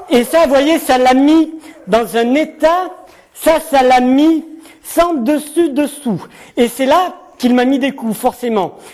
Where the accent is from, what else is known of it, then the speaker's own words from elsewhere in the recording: Nouvelle-Aquitaine, France; j'ai grandi dans le Nord Gironde, donc entre Blaye et Saint-Émilion. Et je suis arrivé en Béarn il y a un peu plus d'un an maintenant